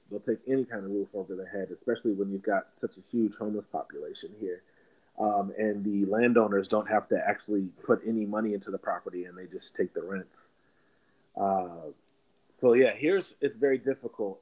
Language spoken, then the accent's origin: English; Minneapolis, Minnesota, United States; moved away as an adult; now in Los Angeles, United States; I grew up in Minneapolis from the age of two to 22, so for 20 years, and uh, grew up in the city